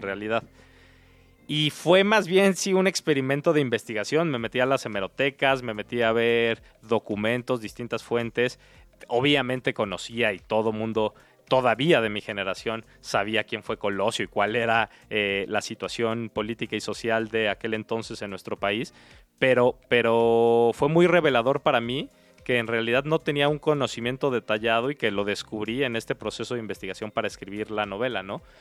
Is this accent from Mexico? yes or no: yes; Mexico City, Mexico; crecí en, en, Tepepan, al sur de la Ciudad de ah, México